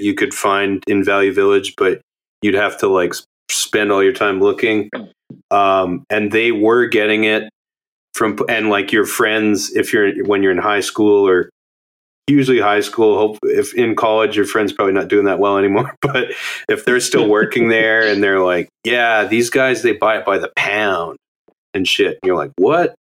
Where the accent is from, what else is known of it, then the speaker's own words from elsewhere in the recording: Alberta, Canada; now in Montreal, Canada; I'm from Alberta